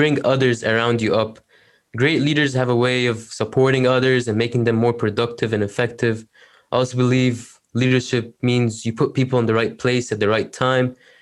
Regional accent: Egypt; now in Canada; I'm from Egypt. I live in Canada

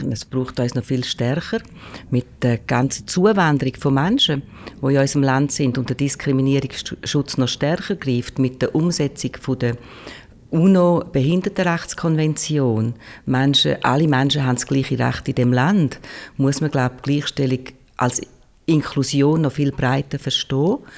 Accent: Switzerland; im Kanton Schweiz, wo ich herkomme

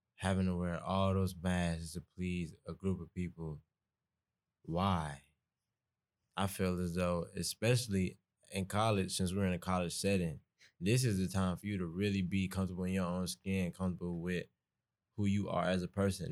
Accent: Atlanta, Georgia, United States; moved away as an adult; I'm from East Atlanta, so I already have my own accent

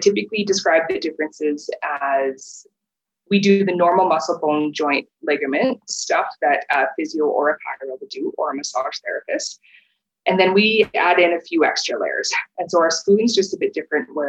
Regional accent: Regina, Saskatchewan, Canada; moved away as an adult; now in Calgary, Canada; I was born and raised in Regina

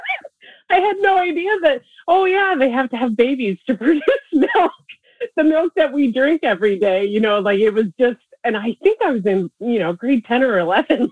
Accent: Ontario, Canada; moved away as an adult; now in Nova Scotia, Canada; I come from Ontario. I'm living in Nova Scotia now. And in Ontario, I lived in a city my whole life

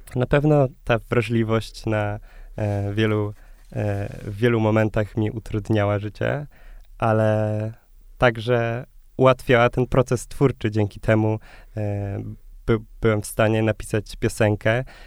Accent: Krosno, Subcarpathian Voivodeship, Poland; moved away as an adult; now in Warsaw, Poland; pochodzę z Krosna, z małego e, miasta na Podkarpaciu

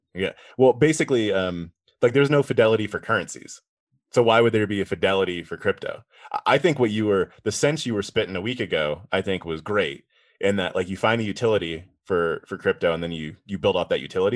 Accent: East Coast, United States; I grew up on the East Coast

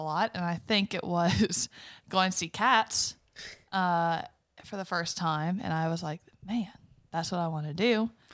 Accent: Berwick, Louisiana, United States; also born or lived in Morgan City; I grew up in Berwick.

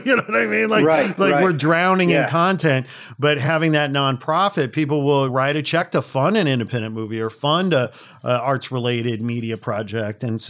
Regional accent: Chicago, Illinois, United States; also born or lived in Canada; now in Los Angeles, United States; I hail from Chicago originally, lived in Canada for a bit

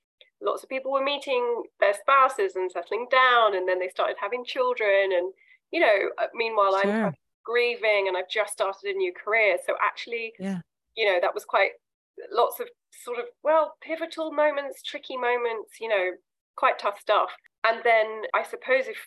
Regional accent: London, United Kingdom; So I'm from London. I grew up in London. I still live in the UK.

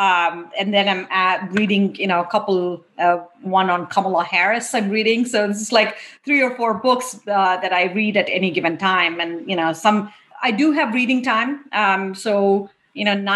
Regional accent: India; moved away as an adult; I grew up in India. I went to undergrad and engineering school in India.

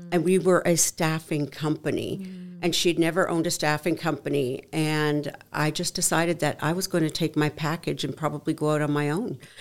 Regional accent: Canada; moved away as an adult; now in United States; born and raised in Canada

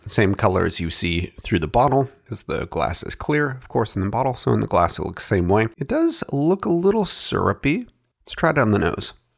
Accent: Oregon, United States; my home state of Oregon

